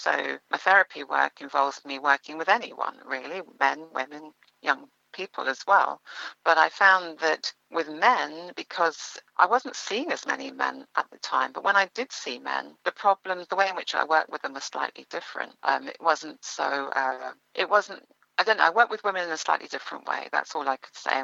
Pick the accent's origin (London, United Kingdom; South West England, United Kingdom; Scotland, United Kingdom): London, United Kingdom; also born or lived in Ealing / Jamaica (parents); my parents moved to northwest London. They moved to Neasden. So I grew up in Neasden all my life